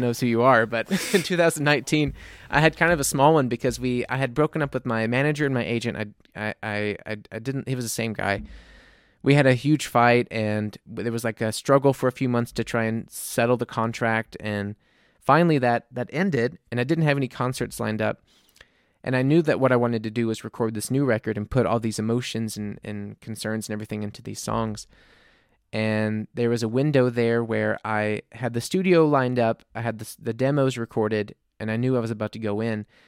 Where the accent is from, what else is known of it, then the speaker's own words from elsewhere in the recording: New Orleans, Louisiana, United States; moved away as an adult; now in Munich, Germany; I'm from New Orleans